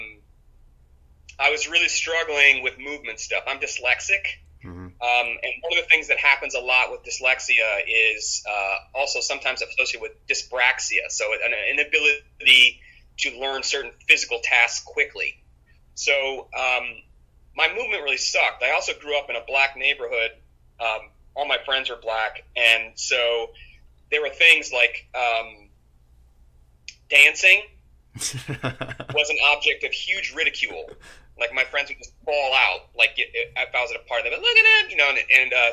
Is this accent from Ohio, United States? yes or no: yes; Cleveland, Ohio, United States; also born or lived in Plymouth, Massachusetts; I was born in Plymouth, Massachusetts, but I grew up mostly in Cleveland, Ohio.